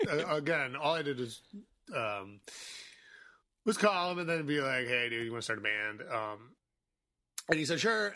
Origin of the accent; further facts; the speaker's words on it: Chicago, Illinois, United States; I grew up in Boystown, so this was all, like, sort of, like, in my zone, like, my childhood zone